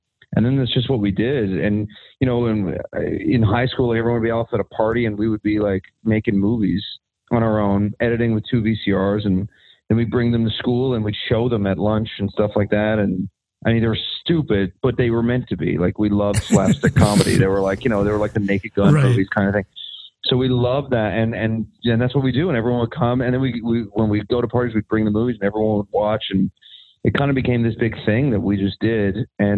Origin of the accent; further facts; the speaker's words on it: Newfoundland and Labrador, Canada; Well, hockey in Newfoundland, I think it's like hockey in most places in Canada. It's like a birthright. Like that's just what you do. I started playing hockey when I was 7